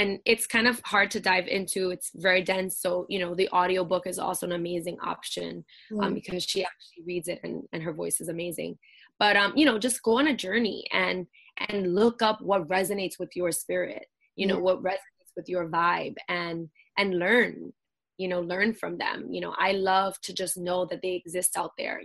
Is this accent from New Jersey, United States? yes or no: no; New York City, New York, United States; I grew up in Brooklyn, in Bushwick, and I am born and raised here, New Yorican